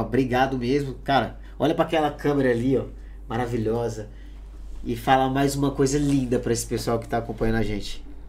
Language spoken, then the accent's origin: Portuguese; Pará, Brazil; moved away as an adult; now in Spain; é lá na minha cidade, lá no Pará